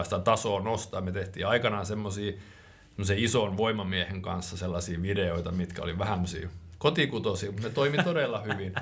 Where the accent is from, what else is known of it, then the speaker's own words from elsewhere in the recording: Finland; moved away as an adult; also born or lived in Raahe, Finland; Suomen toisiksi pienin kaupunki, mistä mä alun perin kotoisin